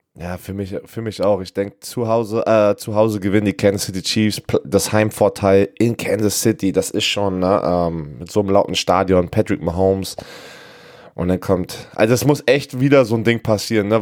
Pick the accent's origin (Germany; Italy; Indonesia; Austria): Germany; Berlin; moved away; ich bin in Berlin aufgewachsen